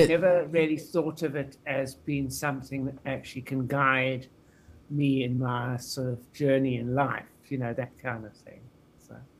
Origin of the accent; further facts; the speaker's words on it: Pretoria, Gauteng, South Africa; I was born in Pretoria in South Africa